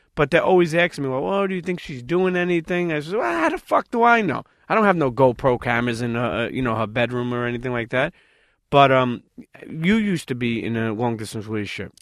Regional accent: New York City, New York, United States; us New Yorkers

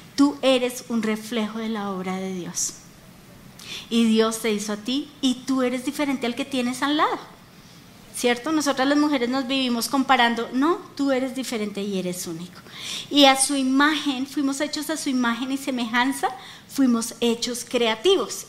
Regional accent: Colombia; como colombianos

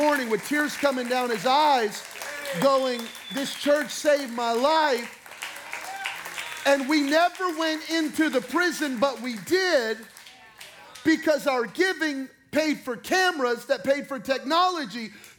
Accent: Belen, New Mexico, United States; now in Las Vegas, United States; I'm from Belen, New Mexico. Population 1,700. More dairy cows than humans in Belen, New Mexico.

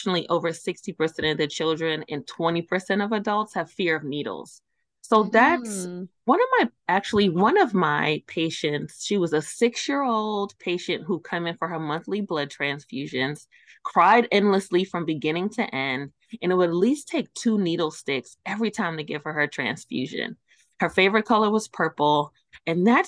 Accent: New York City, New York, United States; moved away; I'm originally from Brooklyn, New York. I am an East Coast born and raised

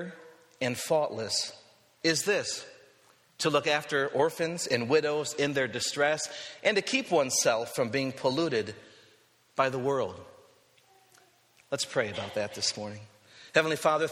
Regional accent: West Michigan, United States; I'm from West Michigan, which doesn't really quite count as being out west

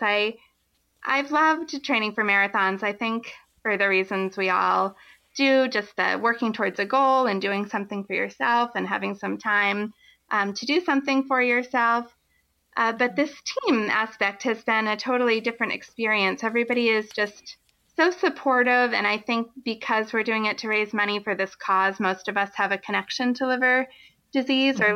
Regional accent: Harwich, Massachusetts, United States; I grew up on Cape Cod

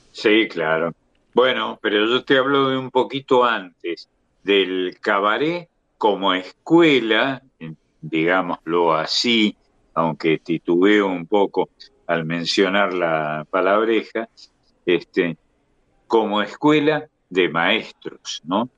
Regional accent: Córdoba, Argentina; yo soy de Córdoba, donde teníamos tres grandes cabarets

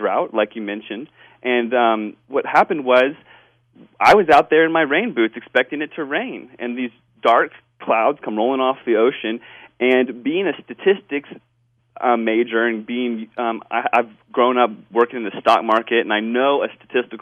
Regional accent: Washington, District of Columbia, United States; now in Northern California, United States; I grew up in Washington, D.C. area, and after moving to California

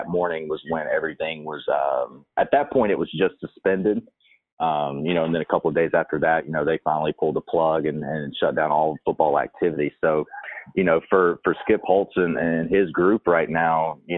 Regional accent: Alabama, United States; moved away as an adult; now in Louisiana, United States; my hometown in Alabama

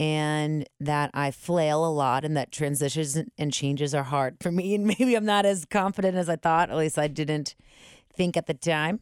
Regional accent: Cincinnati, Ohio, United States; My family come, we're originally from the West Side.

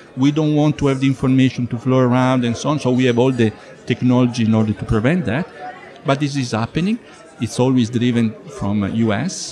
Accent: Italy; I am from Italy

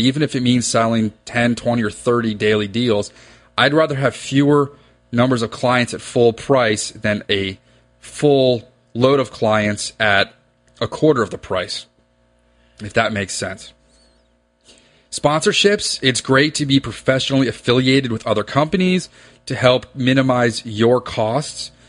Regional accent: Reston, Virginia, United States; I grew up in Reston, Virginia

